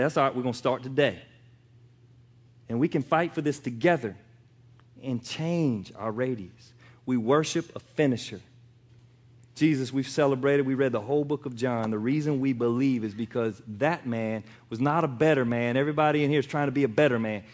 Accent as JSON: {"language": "English", "country": "United States", "said": "I'm American"}